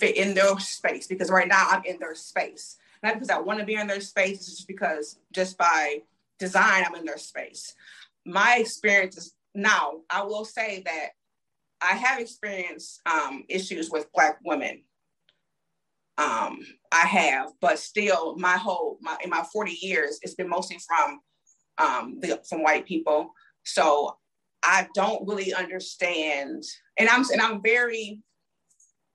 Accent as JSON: {"language": "English", "town": "Toledo", "region": "Ohio", "country": "United States", "moved": "yes", "lives_now": "Montgomery, United States", "said": "I'm from Toledo, Ohio, 45 minutes from Canada"}